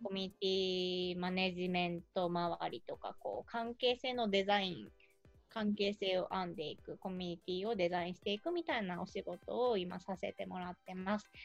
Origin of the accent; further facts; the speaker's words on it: Hiroshima, Japan; moved away as an adult; now in Tokyo, Japan; もともと出身は広島ですで今東京に住んででももう10年ぐらい経った